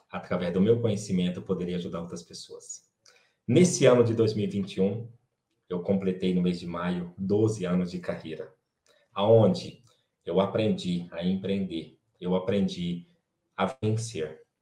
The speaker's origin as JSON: {"language": "Portuguese", "town": "Quixeramobim", "region": "Ceará", "country": "Brazil", "tie": "born or raised there", "moved": "yes", "said": "eu sou natural de Quixaramobim, no Ceará, de uma família de 18 irmãos"}